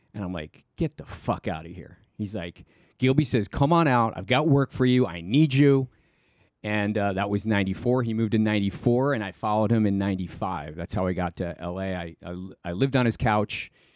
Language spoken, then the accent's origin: English; Cleveland, Ohio, United States; moved away as an adult; also born or lived in Panama; now in Manhattan Beach, United States; I grew up in Cleveland.